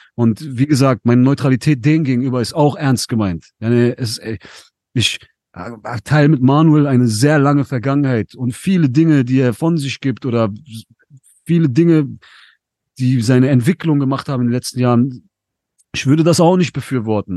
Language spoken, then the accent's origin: German; Essen, North Rhine-Westphalia, Germany; Ich komme aus NRW, ich bin in Essen aufgewachsen